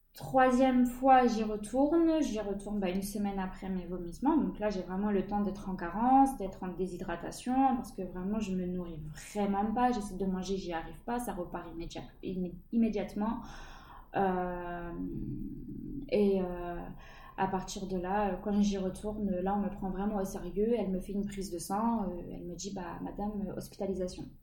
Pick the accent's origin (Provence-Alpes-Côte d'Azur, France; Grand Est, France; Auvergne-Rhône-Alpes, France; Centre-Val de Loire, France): Centre-Val de Loire, France; Chartres; Je suis de Chartres, dans le 28